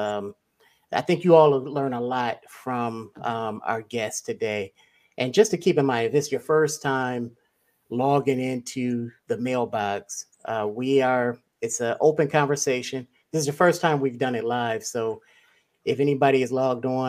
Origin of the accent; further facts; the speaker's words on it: Ohio, United States; I'm from Ohio